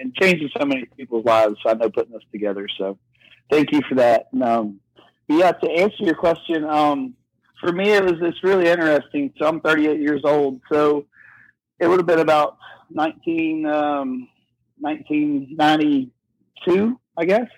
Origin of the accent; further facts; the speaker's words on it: West Virginia, United States; I'm from West Virginia and a little small town